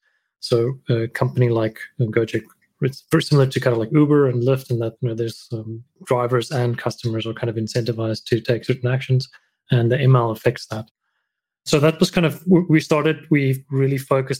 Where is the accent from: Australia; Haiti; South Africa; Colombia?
South Africa; moved away as an adult; also born or lived in Thailand; I'm a South African